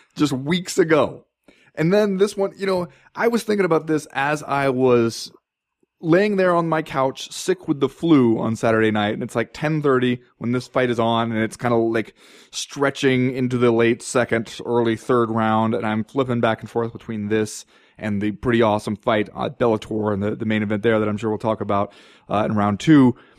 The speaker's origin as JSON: {"language": "English", "region": "Southern California", "country": "United States", "tie": "born or raised there", "moved": "yes", "said": "I grew up in Southern California where you had to drive like thirty minutes to find an ice rink"}